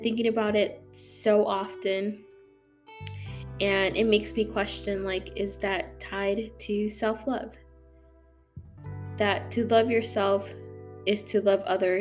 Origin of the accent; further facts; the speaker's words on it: St. Charles, Illinois, United States; moved away as an adult; now in Florida, United States; I'm from Illinois, from a really small suburb called St. Charles